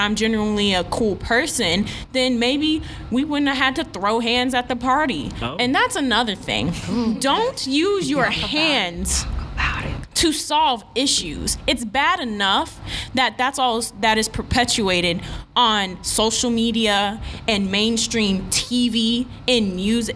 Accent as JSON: {"language": "English", "region": "New York", "country": "United States", "moved": "as an adult", "lives_now": "Texas, United States", "said": "I'm from New York"}